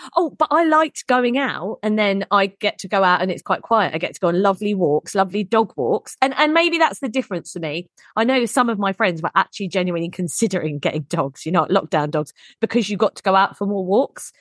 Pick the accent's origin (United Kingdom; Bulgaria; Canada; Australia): United Kingdom; England; we're English.